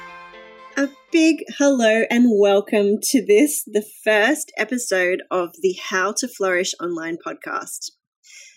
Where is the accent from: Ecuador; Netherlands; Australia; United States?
Australia; also born or lived in Brisbane; I'm an Australian